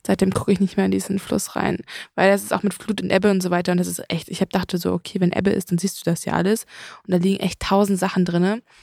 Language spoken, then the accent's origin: German; Elmshorn, Schleswig-Holstein, Germany; bei uns in Emshorn gibt es eher Moor